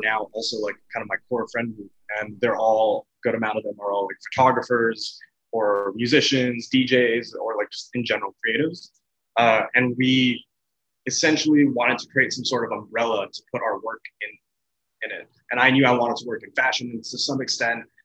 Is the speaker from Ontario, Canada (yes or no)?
no; Edmonton, Alberta, Canada; I'm from, born and raised Edmonton, Alberta, Canada